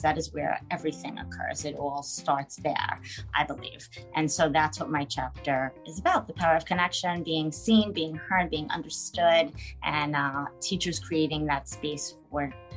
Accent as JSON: {"language": "English", "country": "United States", "said": "from the United States, living in New York"}